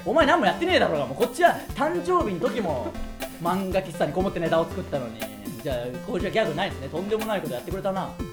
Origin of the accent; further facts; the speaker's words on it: Tsuyama, Okayama, Japan; moved away; 僕らの地元である岡山県津山市